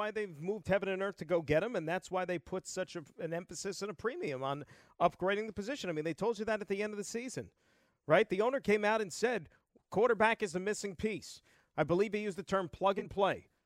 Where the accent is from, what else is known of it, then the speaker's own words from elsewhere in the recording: New York, United States; from here, big city